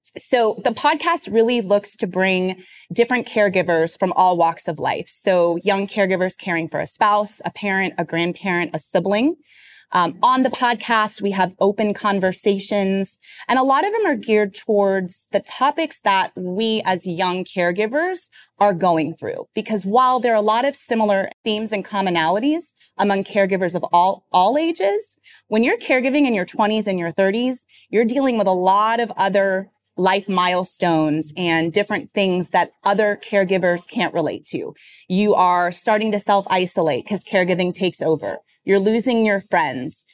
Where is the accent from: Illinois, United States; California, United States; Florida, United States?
Florida, United States; now in New York City, United States; I'm originally from Florida